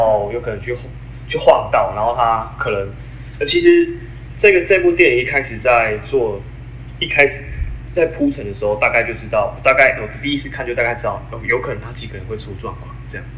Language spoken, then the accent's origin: Chinese; Taiwan; 我们台湾人